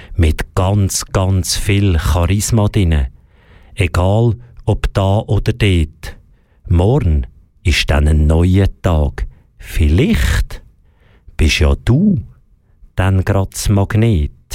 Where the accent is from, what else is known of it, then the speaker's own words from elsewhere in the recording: Switzerland; bei uns in der Schweiz, zum Beispiel im Schulsystem